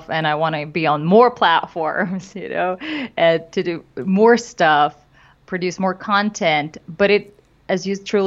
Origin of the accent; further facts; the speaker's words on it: Moscow, Russia; moved away as an adult; now in Los Angeles, United States; I did comedy back home in Russia. I'm originally from Moscow, Russia.